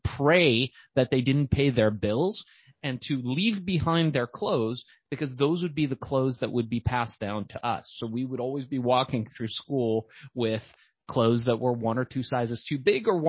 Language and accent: English; Los Angeles, California, United States; also born or lived in Iran; I was born in Iran. We moved to Los Angeles eventually